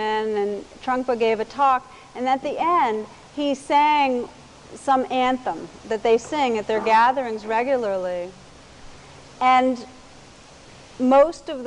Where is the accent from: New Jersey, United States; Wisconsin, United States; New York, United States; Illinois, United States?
New Jersey, United States; Montclair; Montclair, New Jersey, which is my hometown